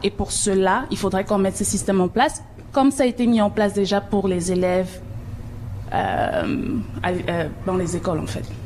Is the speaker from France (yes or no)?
no; Cameroon; now in Toronto, Canada; je suis originaire du Cameroun